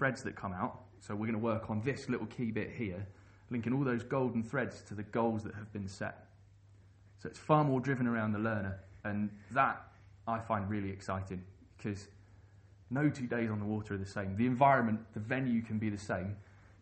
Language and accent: English; London, United Kingdom; I grew up in London and learnt to paddle on the Thames